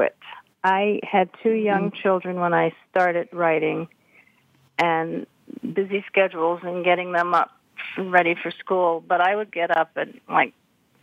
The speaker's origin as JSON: {"language": "English", "town": "New York City", "region": "New York", "country": "United States", "tie": "born or raised there", "moved": "as an adult", "lives_now": "St. Louis, United States", "said": "I grew up in Harlem"}